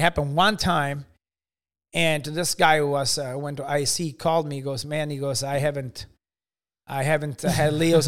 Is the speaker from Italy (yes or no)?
yes; Italy; also born or lived in Carrollton, Illinois; now in United States; I was growing up in Italy